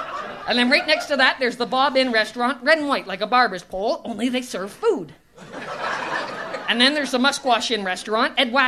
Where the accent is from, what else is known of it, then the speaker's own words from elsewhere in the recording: Bala, Ontario, Canada; Yeah, I'm headed home to Bala. I'm from Bala originally.